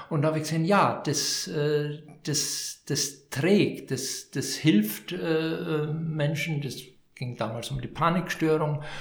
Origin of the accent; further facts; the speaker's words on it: Vienna, Austria; Jetzt hätte ich fast gesagt, ich bin, ich bin Wiener